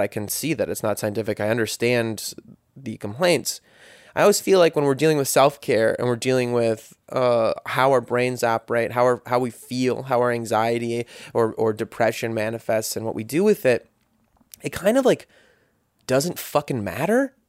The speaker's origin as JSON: {"language": "English", "country": "United States", "tie": "born or raised there", "said": "a guy growing up in America"}